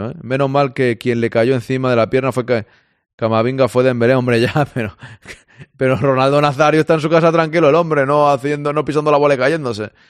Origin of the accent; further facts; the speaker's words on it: Ciudad Real, Castilla-La Mancha, Spain; Yo soy de Ciudad Real.